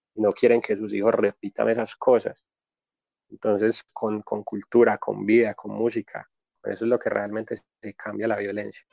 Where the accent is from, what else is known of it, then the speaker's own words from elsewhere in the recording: Medellín, Antioquia, Colombia; Nací acá en Medellín, soy de la vereda La Loma